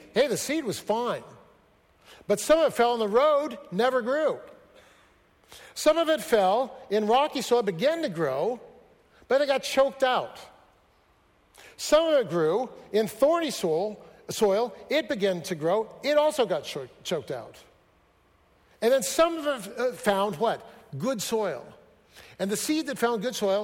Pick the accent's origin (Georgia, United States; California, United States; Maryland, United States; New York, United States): California, United States; Fresno; moved away; also born or lived in Seattle; I grew up in Fresno